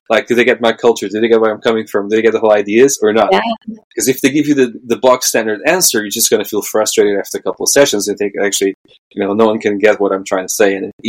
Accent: Portugal; English is a second language; moved away; I come from Portugal

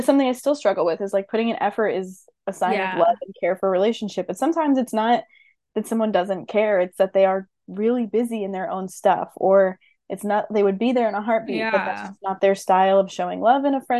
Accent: East Coast, United States; moved away as an adult; I'm from the East Coast, and then I moved to California for graduate school, and that was a bold choice.

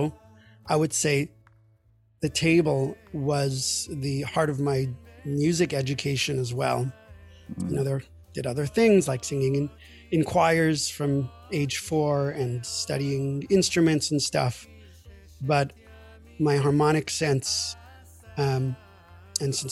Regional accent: New York City, New York, United States; now in Maryland, United States; I grew up in New York City in a modern Orthodox household

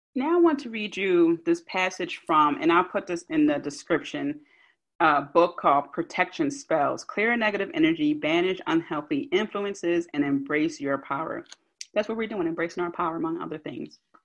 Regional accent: Philadelphia, Pennsylvania, United States; accent: South Philly; my South Philly accent

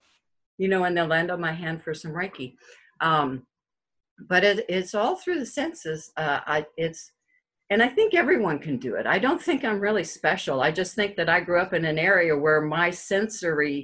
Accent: Colorado, United States; also born or lived in Denver, Colorado / Granby, Colorado; I'm from Colorado. I was born in Denver, Colorado. Actually, I was born in Denver, but I lived in the mountains all the time.

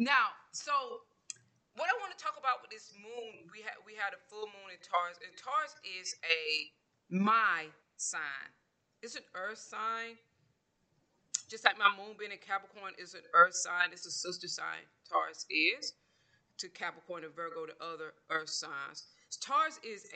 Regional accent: Georgia, United States; moved away; I'm originally from Georgia

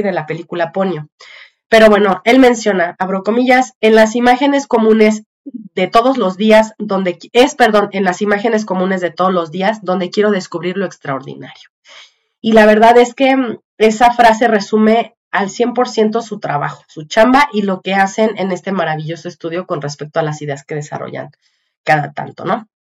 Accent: Mexico; los que vivimos en México o que crecimos en México en los ochentas

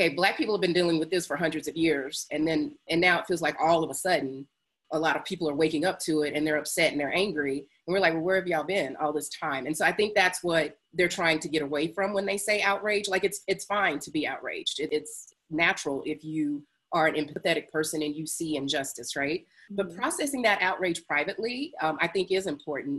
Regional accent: High Point, North Carolina, United States; moved away; I grew up in North Carolina.

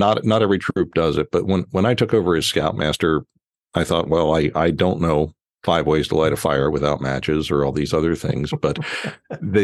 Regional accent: Philadelphia, Pennsylvania, United States; moved away as an adult; also born or lived in Baltimore; I moved to Baltimore from my hometown of Philadelphia when I was 28 years old

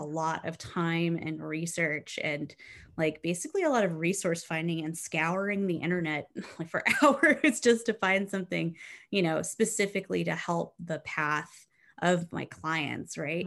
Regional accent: South Texas, United States; I grew up in South Texas

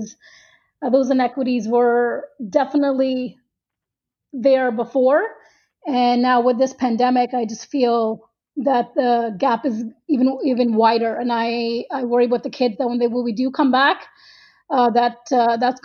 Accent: Toronto, Ontario, Canada; I'm from Toronto, and I'm also an educator

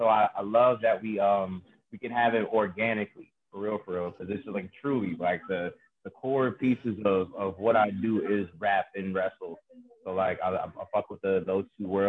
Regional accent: Cleveland, Ohio, United States; I'm from Cleveland, Ohio

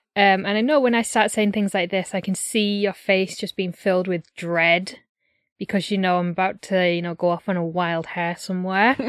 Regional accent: Yorkshire and the Humber, United Kingdom; I'm from Yorkshire

